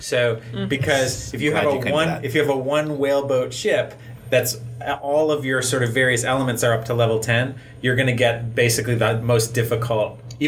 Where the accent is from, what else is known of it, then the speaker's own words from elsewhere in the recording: New England, United States; I grew up in New England, near the ocean.